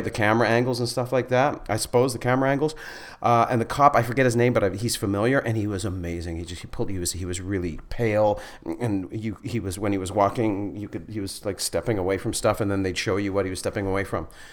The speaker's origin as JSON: {"language": "English", "town": "Flin Flon", "region": "Manitoba", "country": "Canada", "also_born_or_lived": "Winnipeg", "moved": "yes", "said": "I'm from Flin Flon"}